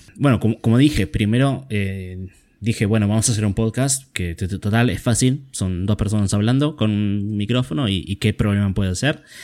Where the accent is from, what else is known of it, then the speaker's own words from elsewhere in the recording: Argentina; como argentino